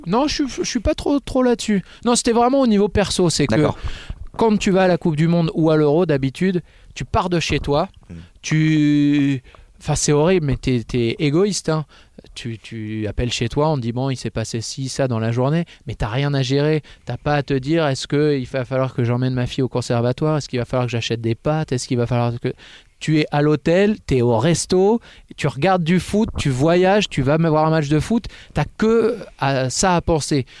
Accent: Fitz-James, Hauts-de-France, France; j'ai grandi à Fitjams, à côté de Clermont, dans l'Oise

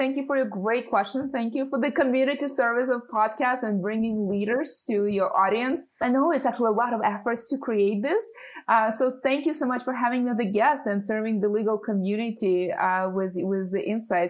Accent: San Francisco, California, United States; I grew up in San Francisco and lived in Silicon Valley since I was 12. So I haven't really moved out of this area.

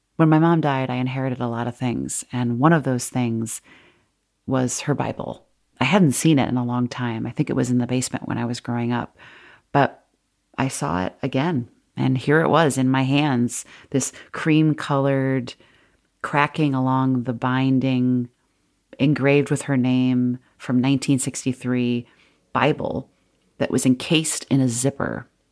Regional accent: Wheaton, Illinois, United States; moved away as an adult; my hometown of Wheaton, Illinois

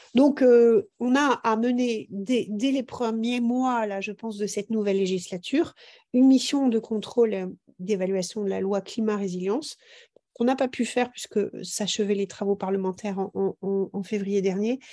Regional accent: Brittany, France; chez nous en Bretagne

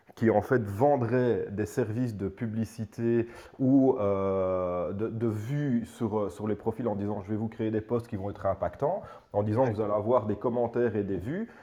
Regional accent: Belgium; chez nous en Belgique

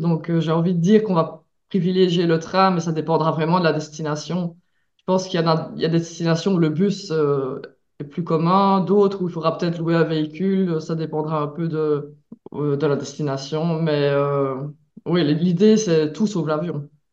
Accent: Belgium; also born or lived in Mexico; je viens de Belgique

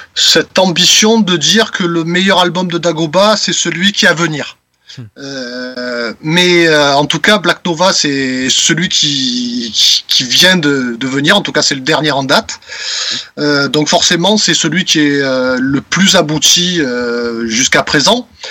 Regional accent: Marseille, Provence-Alpes-Côte d'Azur, France; En tant que petit Marseillais, voilà, qui, qui, qui fait du métal

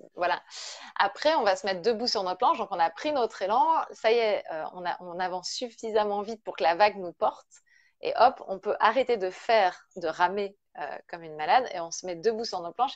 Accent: Brittany, France; je suis bretonne, hein, je suis à Rennes

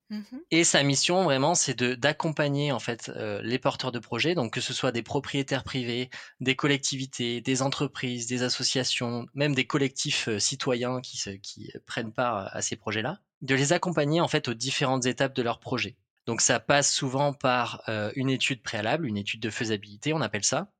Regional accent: Toulouse, Occitania, France; moved away as an adult; also born or lived in Lot; now in Paris, France; j'ai grandi à Toulouse, donc j'ai fait mes classes là-bas jusqu'au jusqu'au lycée.

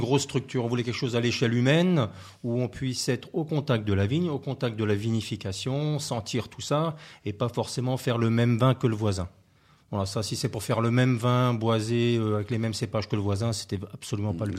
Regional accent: Alsace, Grand Est, France; moved away; je suis originaire d'Alsace

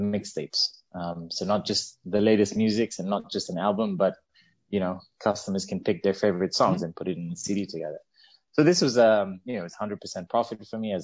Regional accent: Zambia; growing up in Zambia, in Central Africa

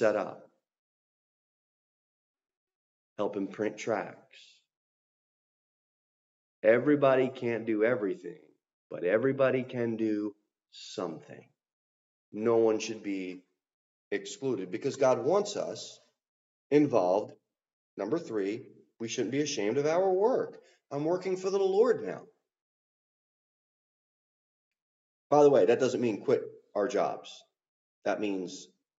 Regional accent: New Jersey, United States; moved away; I came from South Jersey

